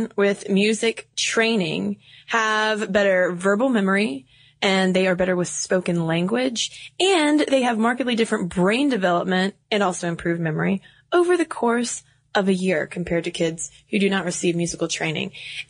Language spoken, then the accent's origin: English; New Hampshire, United States; We're from New Hampshire.